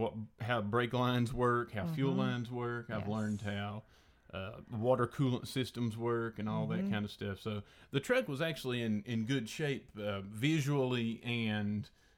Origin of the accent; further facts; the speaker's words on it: Elizabethton, Tennessee, United States; in Elizabethan, Tennessee, my hometown.